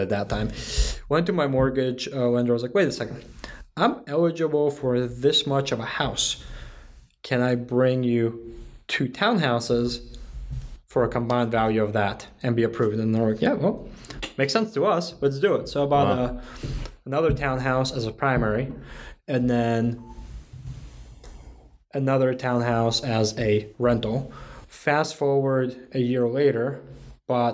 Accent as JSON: {"language": "English", "region": "Connecticut", "country": "United States", "moved": "as an adult", "lives_now": "Raleigh, United States", "said": "I'm from Connecticut"}